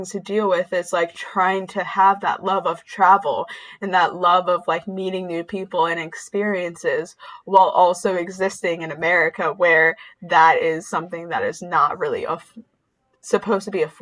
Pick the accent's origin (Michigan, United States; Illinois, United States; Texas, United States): Michigan, United States; Saginaw; born there; I was born in Saginaw and would go back and visit every now and then and like our almost every corner store had bulletproof glass.